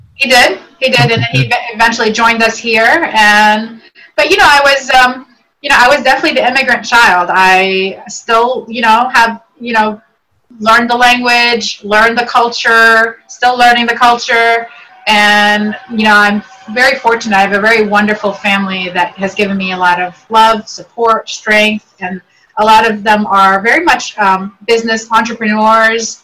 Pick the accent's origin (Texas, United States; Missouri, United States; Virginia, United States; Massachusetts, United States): Virginia, United States; Northern; English is a second language; also born or lived in Beirut, Lebanon; Came here when I was age eight into northern into the Northern Virginia area, and I've been here ever since. And learned English